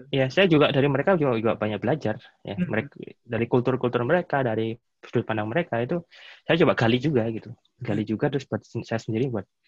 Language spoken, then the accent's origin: Indonesian; Indonesia; now in Germany; saya ini eh, orang Indonesia, gitu ya. saya bukan orang Jerman